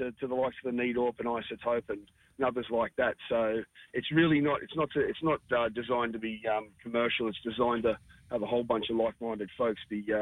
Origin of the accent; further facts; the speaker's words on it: Toowoomba, Queensland, Australia; moved away; also born or lived in Sydney; as we were young pups growing up in Toowoomba